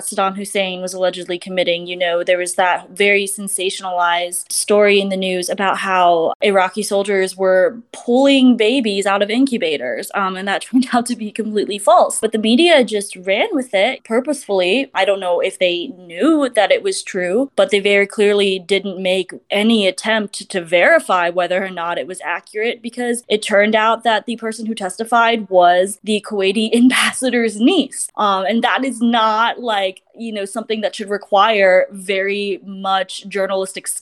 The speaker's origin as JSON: {"language": "English", "country": "United States", "said": "being Chinese American and, you know, living in the United States right now"}